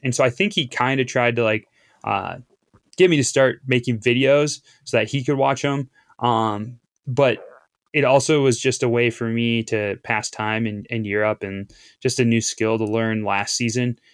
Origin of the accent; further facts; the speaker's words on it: Appleton, Wisconsin, United States; moved away as an adult; also born or lived in Duluth, Minnesota; I grew up in Appleton, Wisconsin